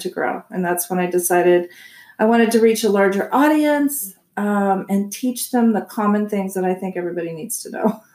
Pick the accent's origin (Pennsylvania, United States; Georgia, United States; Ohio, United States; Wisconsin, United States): Ohio, United States; Columbus; moved away as an adult; also born or lived in Massachusetts; now in Arizona, United States; I grew up in Ohio. Okay. In Columbus, Ohio, and then I came out here um, when I was about 26